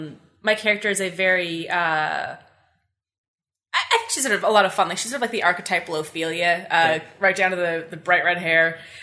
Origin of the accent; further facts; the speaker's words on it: Carleton Place, Ontario, Canada; I was born and raised in Carleton Place.